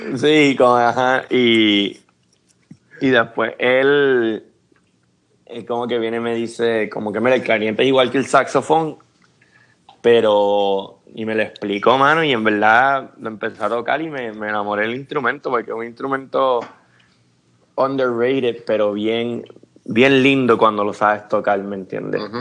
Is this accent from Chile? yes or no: no; Puerto Rico; moved away as an adult; now in Atlanta, United States; nacido y criado en Puerto Rico